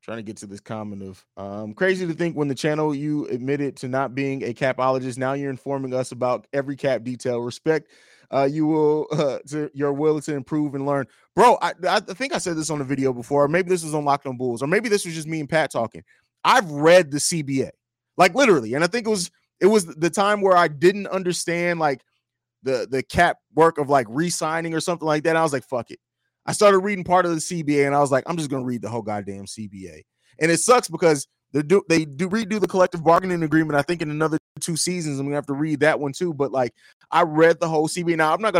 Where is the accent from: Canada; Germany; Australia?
Germany; also born or lived in Italy; I actually grew up overseas. I grew up and lived in Germany and Italy.